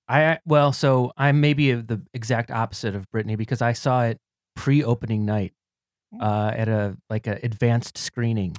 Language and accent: English; Cleveland, Ohio, United States; now in New York, United States; I'm a former Clevelander. I'm from Cleveland, Ohio, originally